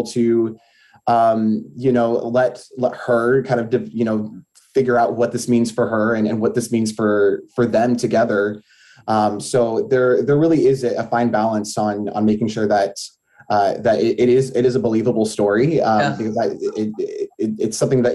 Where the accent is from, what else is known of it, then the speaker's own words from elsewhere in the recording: Springfield, Illinois, United States; moved away as an adult; now in Champaign, United States; I'm actually originally from the Springfield area